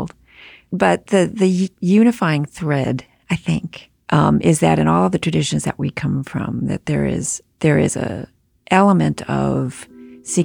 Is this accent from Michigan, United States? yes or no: yes; Detroit, Michigan, United States; I was born and raised in Detroit in a big immigrant family